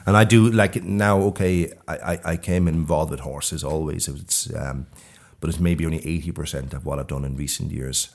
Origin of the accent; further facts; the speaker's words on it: Ashbourne, County Meath, Ireland; now in Sweden; I'm from Ashburn in Mead originally